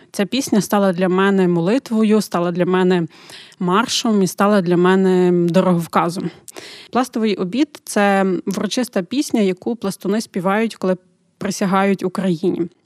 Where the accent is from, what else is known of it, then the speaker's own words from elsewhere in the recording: Ukraine; Ми з України.